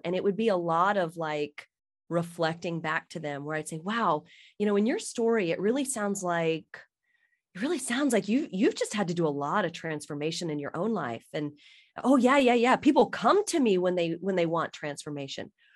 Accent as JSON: {"language": "English", "region": "South Carolina", "country": "United States", "moved": "yes", "said": "I'm from South Carolina"}